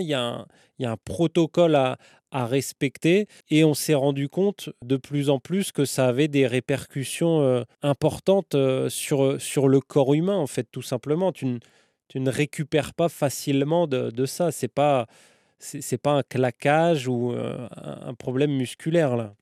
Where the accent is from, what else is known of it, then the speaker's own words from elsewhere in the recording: France; en tant que Français